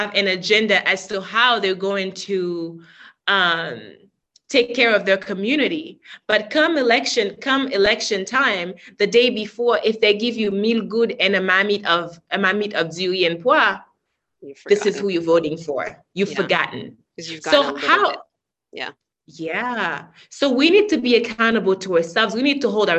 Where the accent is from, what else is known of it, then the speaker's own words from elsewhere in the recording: Haiti; moved away; when I was growing up in Haiti